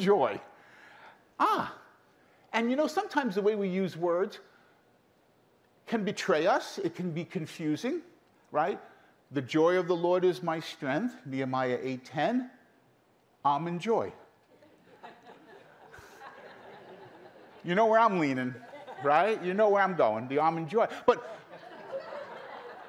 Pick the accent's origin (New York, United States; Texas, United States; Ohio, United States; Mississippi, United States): New York, United States; New York City; also born or lived in Brooklyn; I grew up in Queens, in Brooklyn